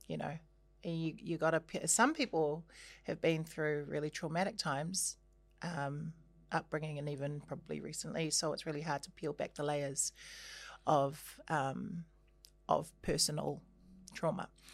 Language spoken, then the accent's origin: English; Christchurch, Canterbury, New Zealand; moved away; also born or lived in Auckland; I was born and raised in Christchurch